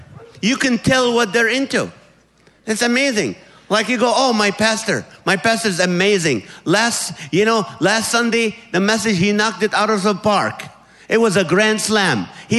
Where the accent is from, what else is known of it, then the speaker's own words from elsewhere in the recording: California, United States; But I am from California, California.